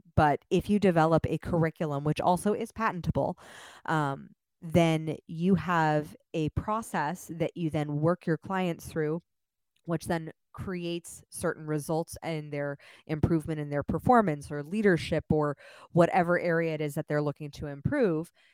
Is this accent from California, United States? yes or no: yes; Los Angeles, California, United States; moved away as an adult; now in Austin, United States; I just moved to Austin, so if I speak fast, that's actually because I'm from Los Angeles